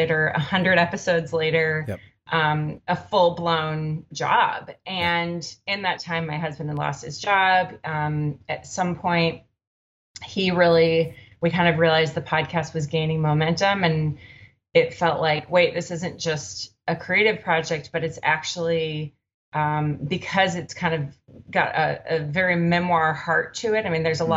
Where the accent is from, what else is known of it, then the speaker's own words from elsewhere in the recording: Minneapolis, Minnesota, United States; now in Oakland, United States; I'm from Minneapolis originally, but we've been in Oakland a long time.